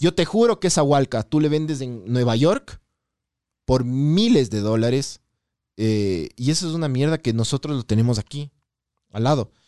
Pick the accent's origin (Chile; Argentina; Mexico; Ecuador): Ecuador; yo soy de Ecuador